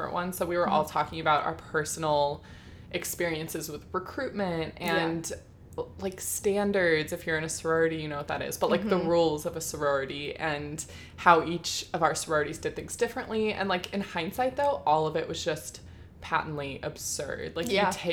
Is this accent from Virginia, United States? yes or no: no; Bay Area, California, United States; I'm from the Bay Area